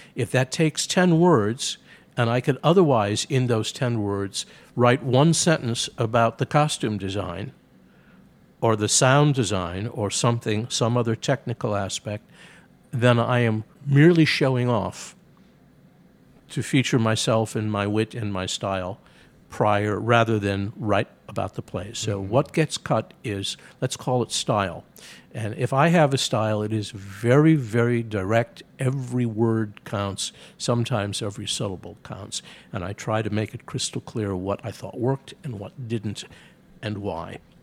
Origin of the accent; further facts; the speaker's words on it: Chicago, Illinois, United States; I grew up in Chicago when it had four major daily papers